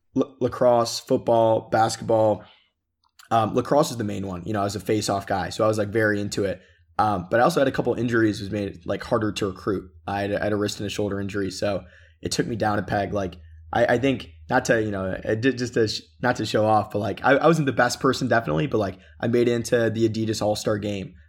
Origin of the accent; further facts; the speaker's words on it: Michigan, United States; also born or lived in Chicago, Illinois; I was born in Chicago. Uh, moved, moved to Michigan when I was pretty young